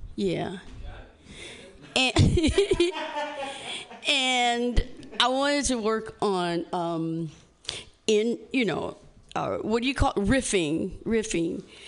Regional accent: Indiana, United States; I'm from Indiana

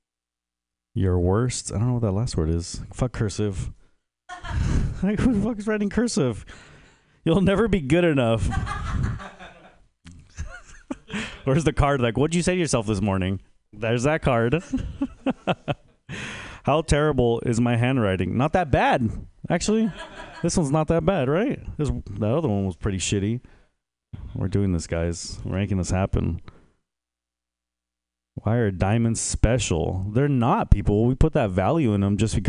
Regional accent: San Jose, California, United States; I'm originally from San Jose

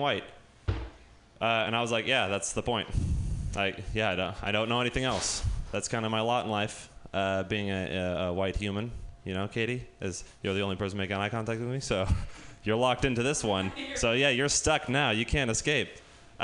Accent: Sausalito, California, United States; growing up in Sausalito

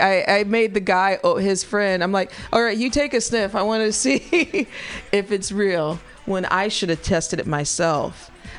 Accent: California, United States; I'm from California.

